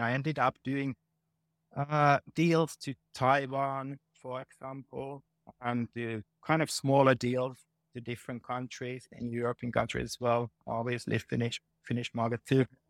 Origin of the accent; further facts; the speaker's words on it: Finland; moved away as an adult; also born or lived in England / Denmark / Ireland / Netherlands; now in Helsinki, Finland; this is my home country